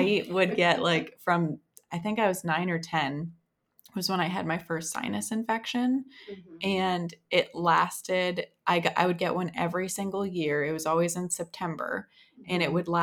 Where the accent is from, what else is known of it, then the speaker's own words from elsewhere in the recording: Wisconsin, United States; I'm from Wisconsin, so I was like a cheese head